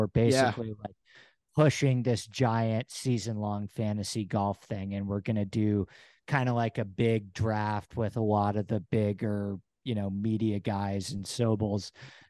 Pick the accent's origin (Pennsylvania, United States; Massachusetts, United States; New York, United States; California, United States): New York, United States; now in Los Angeles, United States; I live in LA, yeah, but I'm from New York originally.